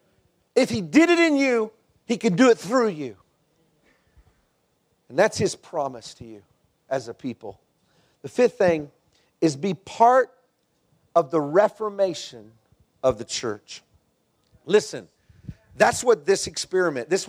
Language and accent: English; Texas, United States; moved away; I'm from Texas